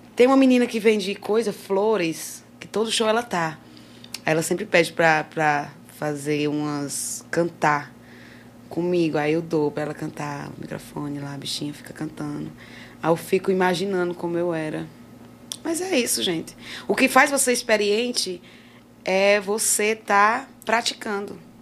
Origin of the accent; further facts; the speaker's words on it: Jardim, Ceará, Brazil; Sou da cidade de Jardim Mirim